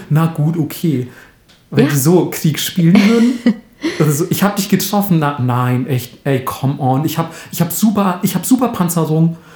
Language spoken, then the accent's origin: German; Bavaria, Germany; Weil es gibt zum Beispiel in, in Franken, da wo ich herkomme, nennt man das ja zum Beispiel Schnick, Schnack, Schnuck.